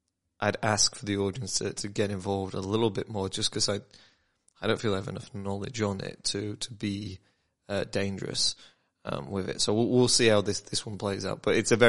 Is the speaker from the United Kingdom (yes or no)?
yes; United Kingdom; I'm British